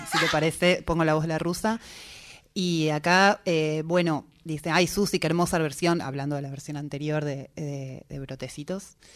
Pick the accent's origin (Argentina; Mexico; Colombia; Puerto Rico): Argentina; Buenos Aires; yo nacida y criada en Capital Federal